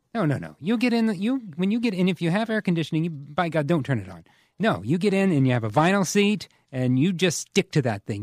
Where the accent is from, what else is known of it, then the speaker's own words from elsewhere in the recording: Whitewater, Indiana, United States; I grew up in Whitewater, which is just outside of Bethel